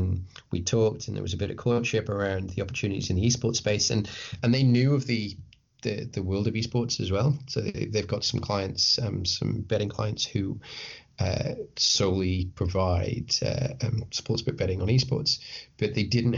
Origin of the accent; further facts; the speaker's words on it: Isle of Man; I'm from the Isle of Man, which some of your listeners will be like, what, where? but it's a tiny island. It's a tiny, gorgeous island between England and Ireland